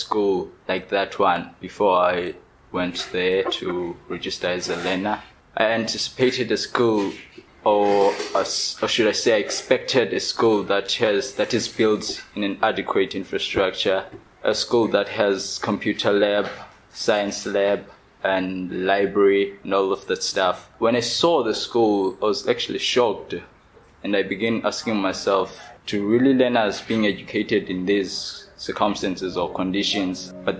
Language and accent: English; Keiskammahoek, Eastern Cape, South Africa; I'm from Fugile Tretje, which is in Kaiskamauk.